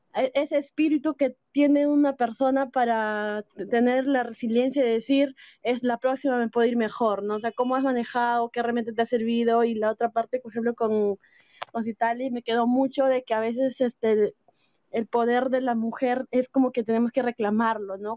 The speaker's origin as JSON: {"language": "Spanish", "country": "Peru", "said": "Soy de Perú"}